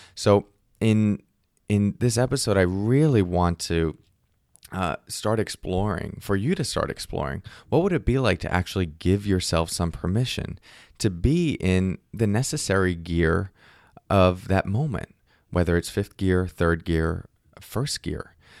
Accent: Northeast, United States; I grew up in the Northeast

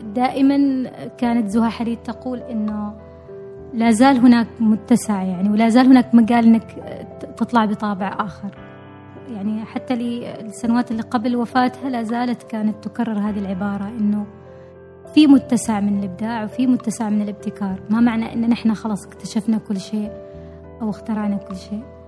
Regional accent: Oman; نحن معمارين عمانيين

